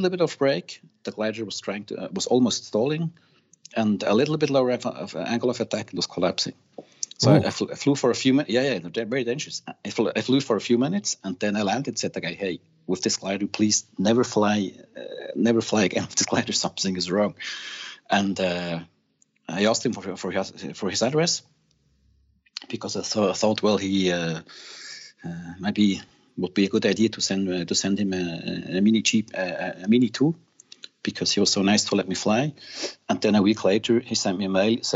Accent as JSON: {"language": "English", "town": "Thun", "region": "Bern", "country": "Switzerland", "tie": "born or raised there", "also_born_or_lived": "Zurich", "said": "the family moved to Thun. This is where Adorance is. And I grew up in Thun"}